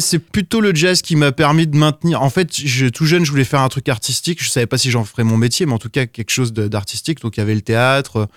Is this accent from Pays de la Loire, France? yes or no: yes; south of Sarthe, Pays de la Loire, France; also born or lived in Évreux / Brussels; Je suis né à Évreux. J'ai grandi dans le sud de Sarthe parce qu'on a déménagé avec mes parents